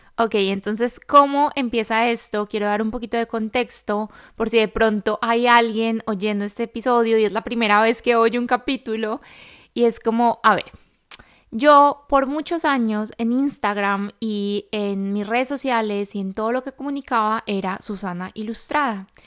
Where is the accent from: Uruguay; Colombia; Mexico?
Colombia; now in Madrid, Spain; yo vivo en Madrid, yo soy colombiana